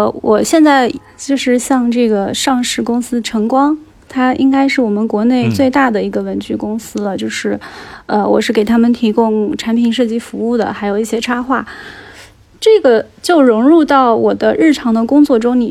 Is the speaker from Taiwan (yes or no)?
no; Hangzhou, Zhejiang, China; 然后呢，我今天要和杨一起来聊一聊我的家乡。就是杭州的第九区富阳。